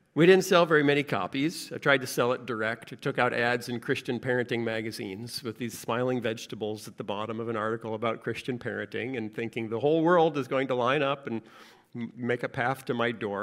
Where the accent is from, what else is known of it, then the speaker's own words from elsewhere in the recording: United States; I grew up in America